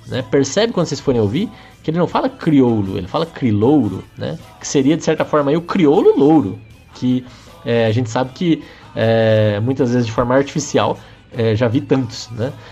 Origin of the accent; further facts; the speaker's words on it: Brazil; todos somos brasileiros